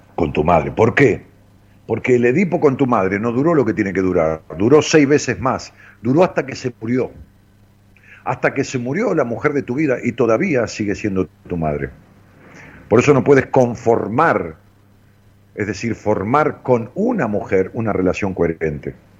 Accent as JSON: {"language": "Spanish", "town": "Ramos Mejía", "region": "Buenos Aires Province", "country": "Argentina", "tie": "born or raised there", "said": "yo iba hacia mi pueblo, hacia Ramos Mejía, que está en las afueras de, de, la ciudad de Buenos"}